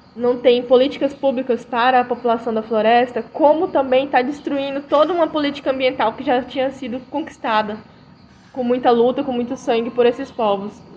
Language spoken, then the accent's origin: Portuguese; Rio Branco, Acre, Brazil; sou de Rio Branco Acre